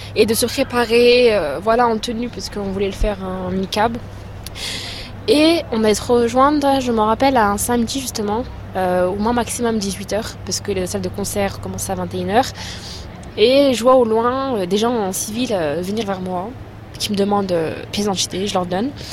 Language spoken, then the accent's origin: French; Chambéry, Auvergne-Rhône-Alpes, France; je vais avoir 19 ans et euh, je viens de Chambéry